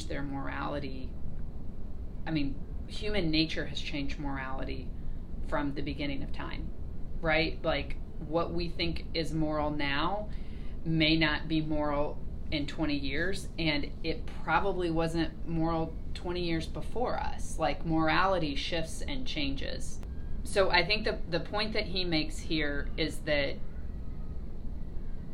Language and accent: English; United States; my freedom as an American